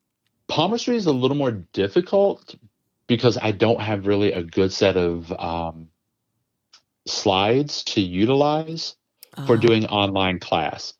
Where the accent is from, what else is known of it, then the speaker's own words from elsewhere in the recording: the South, United States; I grew up in the South